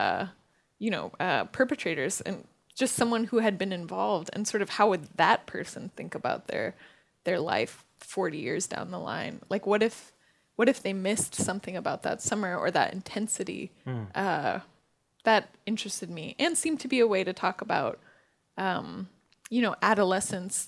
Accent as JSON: {"language": "English", "region": "California", "country": "United States", "tie": "born or raised there", "said": "as someone growing up in California"}